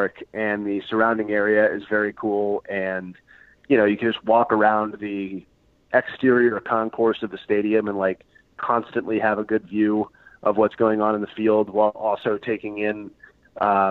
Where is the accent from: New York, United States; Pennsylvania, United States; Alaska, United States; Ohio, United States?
Pennsylvania, United States; outside of Philadelphia; moved away; I grew up outside of Philadelphia. I've lived kind of all over the country at different points